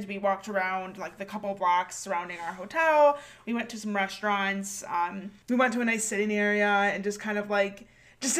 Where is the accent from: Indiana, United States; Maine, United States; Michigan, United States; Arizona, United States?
Michigan, United States; we're from Michigan.